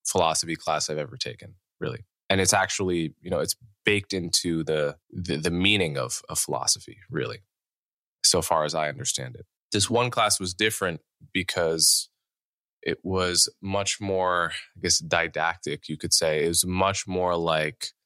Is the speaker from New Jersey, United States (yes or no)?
yes; Montclair, New Jersey, United States; I grew up in Montclair, New Jersey